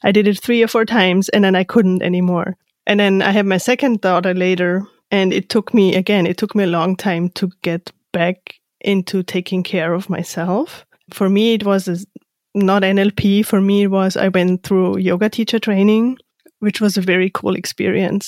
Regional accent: Austria; moved away as an adult; I'm from Austria

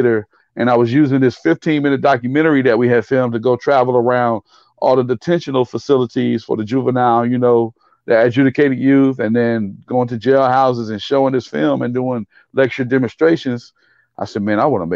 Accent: Fayetteville, North Carolina, United States; my hometown, Fayetteville State University

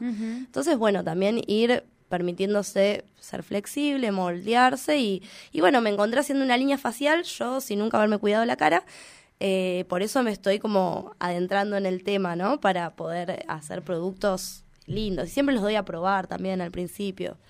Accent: Plotier, Neuquén, Argentina; yo soy de Plotier

